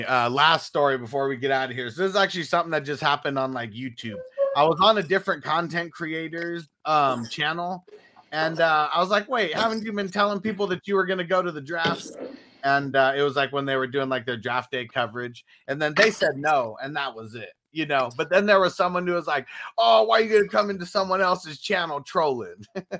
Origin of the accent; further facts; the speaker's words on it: Canada; I'm from Canada.